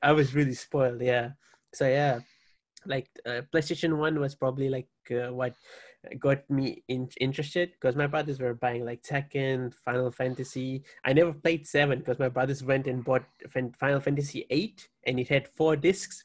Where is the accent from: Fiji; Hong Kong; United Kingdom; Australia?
Fiji; now in Hawaii, United States; I'm from Fiji as well. I currently reside in Hawaii, but like born and raised Fiji